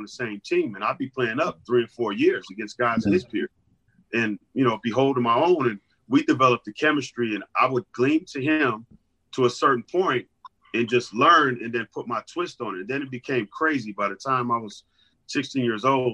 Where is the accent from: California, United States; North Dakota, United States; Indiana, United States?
California, United States; Los Angeles; growing up in Los Angeles at that time